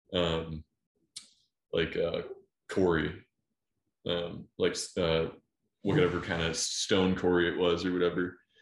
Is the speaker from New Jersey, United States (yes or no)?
no; just outside Cleveland, Ohio, United States; I grew up just outside Cleveland, Ohio